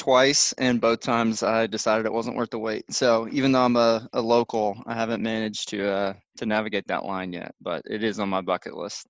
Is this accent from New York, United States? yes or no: no; Nashville, Tennessee, United States; Come to my hometown.